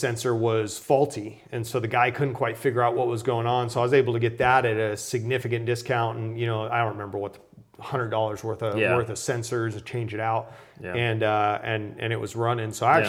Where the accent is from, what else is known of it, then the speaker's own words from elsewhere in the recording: Arizona, United States; And I grew up in Arizona, so I basically could ride from my house out into just endless miles of desert.